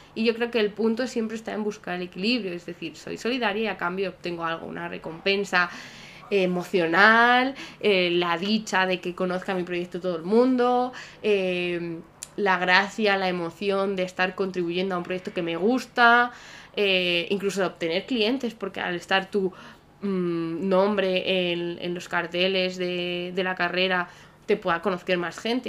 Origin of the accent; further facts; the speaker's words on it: Salamanca, Castile and León, Spain; Salamanca, que es de donde yo soy